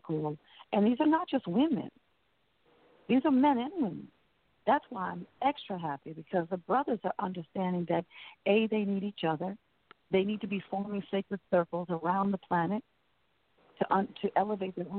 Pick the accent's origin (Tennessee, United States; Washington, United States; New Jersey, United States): New Jersey, United States; now in New Orleans, United States; I'm from New Jersey